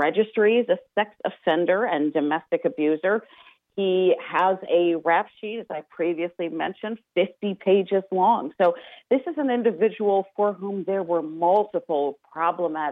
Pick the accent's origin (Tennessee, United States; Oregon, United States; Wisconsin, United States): Wisconsin, United States; Waukesha; moved away as an adult; now in Washington, D.C., United States; in Waukesha, where I grew up. I lived in Waukesha, Wisconsin for about 20 years before moving out here to the East Coast